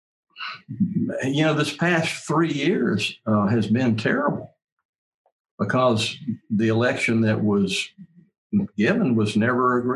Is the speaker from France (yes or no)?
no; United States